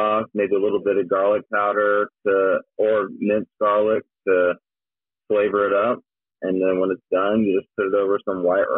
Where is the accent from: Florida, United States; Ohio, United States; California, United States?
Florida, United States; I'm also a Southerner from Florida